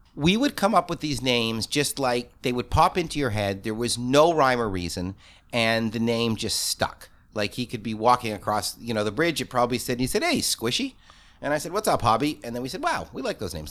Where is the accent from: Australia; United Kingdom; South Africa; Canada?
Canada; Toronto, Ontario; I grew up in Toronto. For the first years at my camp, I was the only Torontonian